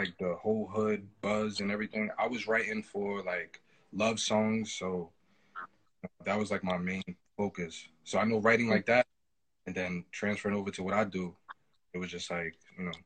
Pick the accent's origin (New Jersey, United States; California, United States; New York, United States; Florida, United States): New Jersey, United States; Newark; I'm definitely from Newark, New Jersey